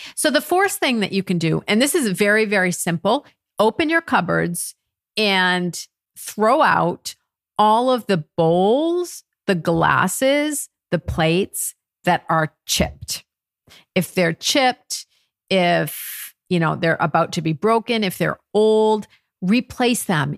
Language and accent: English; United States; moved away as an adult; now in France; I'm American and I've married to a Frenchman